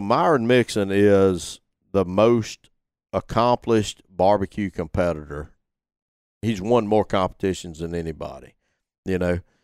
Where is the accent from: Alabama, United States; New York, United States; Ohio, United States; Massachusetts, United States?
Alabama, United States; Gilbertown; moved away as an adult; Went back to my hometown